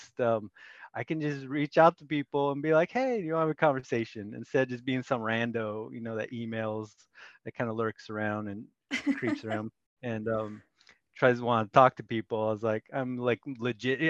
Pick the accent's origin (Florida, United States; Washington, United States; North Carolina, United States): Washington, United States; Federal Way; also born or lived in Seattle / Olympia / Bolivia; now in Tacoma, United States; I was born in Seattle. I grew up in Federal Way, which is just south of us